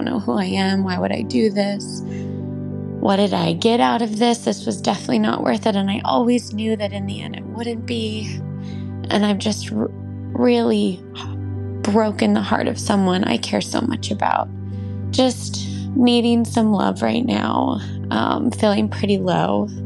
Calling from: California, United States

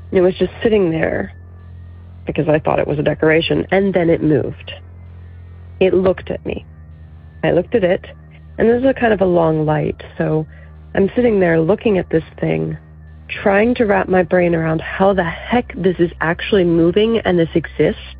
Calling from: Virginia, United States; I'm from Virginia.

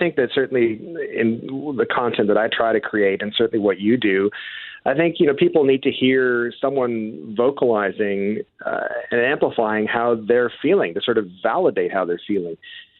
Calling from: Stratford, Ontario, Canada; I'm from Stratford, Ontario, so there you go.

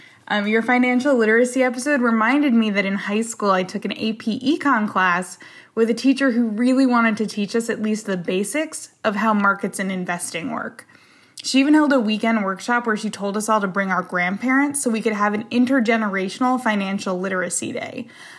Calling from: Portland, Oregon, United States; Hi, Gabby. I'm … from Portland, Oregon.

